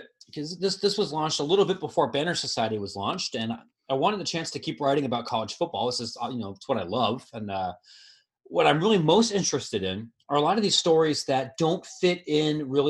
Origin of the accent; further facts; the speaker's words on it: Ohio, United States; moved away as an adult; now in Chicago, United States; I grew up in Ohio. I live in Chicago now, but I spent most of my life in Ohio